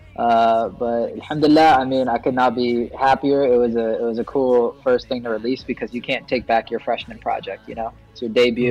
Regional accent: Philadelphia area, Pennsylvania, United States; also born or lived in Pittsburgh; I pretty much spent my entire life in the Philadelphia area

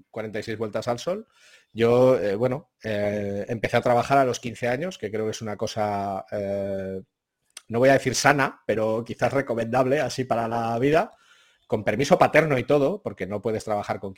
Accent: Zaragoza, Aragon, Spain; soy un zaragozano que nació eh, en 1975

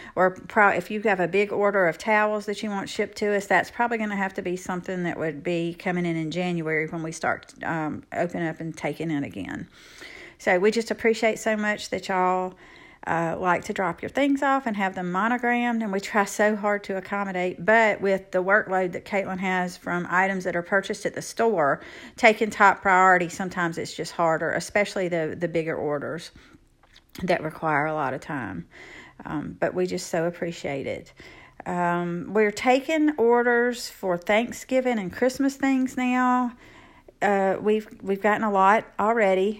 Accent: Evergreen, Alabama, United States; my hometown of Evergreen, Alabama

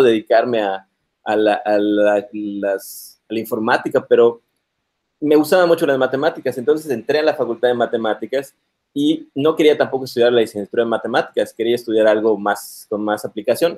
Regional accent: Mérida, Yucatán, Mexico; moved away as an adult; also born or lived in Monterrey; Nací aquí en Mérida, Yucatán, en el 78.

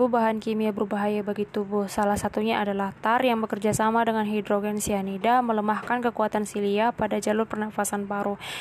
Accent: Pematang Siantar, North Sumatra, Indonesia; Aku asal dari Pematang Siantar juga nih Bang Jo. Eh, asal dari Sumatera Utara.

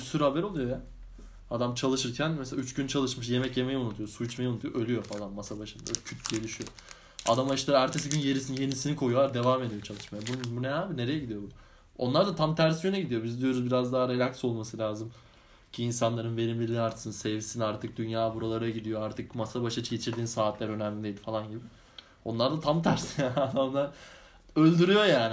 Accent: Anatolia, Turkey; moved away as an adult; Anadolu'da da büyüdük.

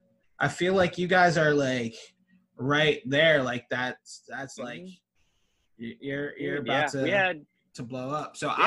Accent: New Jersey, United States; moved away as an adult; also born or lived in South Philadelphia; now in Philadelphia, United States; I was born and raised in Jersey, but I live in South Philly now.

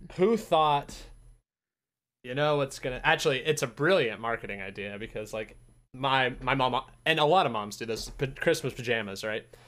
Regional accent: Utah, United States; I'm from Utah

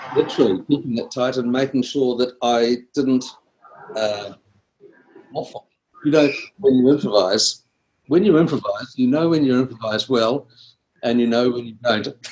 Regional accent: Wellington, New Zealand; I'm from uh, Wellington in New Zealand.

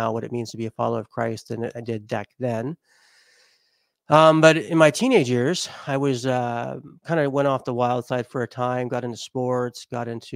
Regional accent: Las Vegas, Nevada, United States; also born or lived in Southern California; I grew up in Las Vegas for most of my life, and also a SoCal boy as well

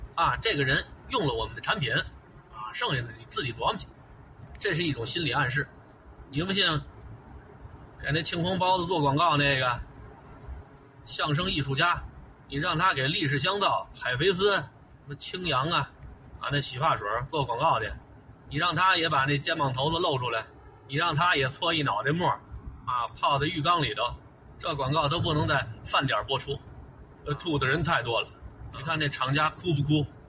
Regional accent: China; 咱们中国

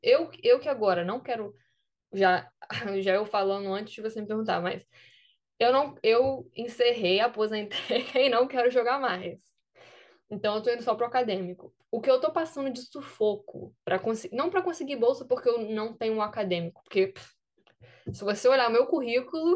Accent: Brazil; moved away as an adult; now in United States; eu sou do Brasil

